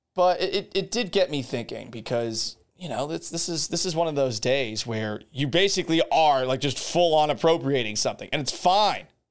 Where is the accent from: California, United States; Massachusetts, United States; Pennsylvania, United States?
Massachusetts, United States; moved away; also born or lived in Florida; I'm from Massachusetts originally